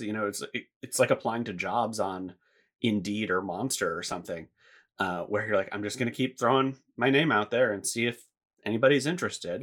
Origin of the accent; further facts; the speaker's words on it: United States; moved away as an adult; I was maybe six weeks away from moving back to the States